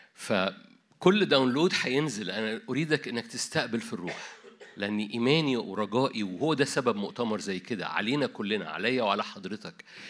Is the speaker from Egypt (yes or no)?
yes; Egypt; عندنا في مصر